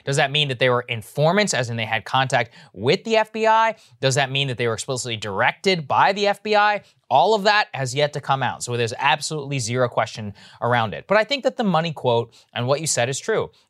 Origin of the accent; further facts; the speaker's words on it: Texas, United States; moved away; this is my home state.